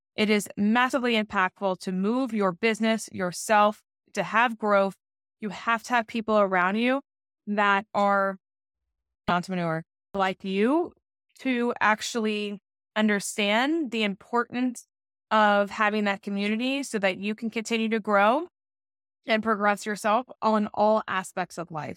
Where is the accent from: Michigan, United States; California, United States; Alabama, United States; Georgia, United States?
Georgia, United States; moved away; I'm from Georgia, so I got to go hang out with my parents